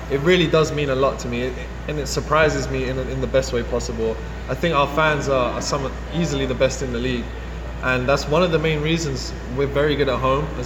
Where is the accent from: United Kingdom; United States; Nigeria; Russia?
United Kingdom; England; I'm from England, so some of the games are extremely far for me.